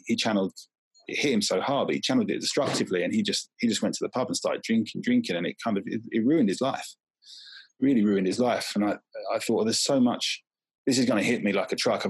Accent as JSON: {"language": "English", "town": "Southend-on-Sea", "region": "East of England", "country": "United Kingdom", "tie": "born or raised there", "said": "We grew up in Southeast Essex near Southend"}